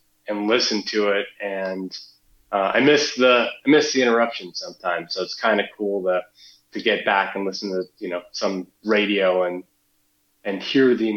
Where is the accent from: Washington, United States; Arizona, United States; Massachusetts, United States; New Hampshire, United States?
New Hampshire, United States; So I grew up in New Hampshire, so I was right next door